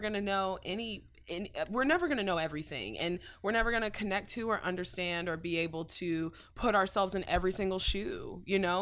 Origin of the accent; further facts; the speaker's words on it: Dallas, Texas, United States; North Dallas, um, like Farmers Branch, Carrollton native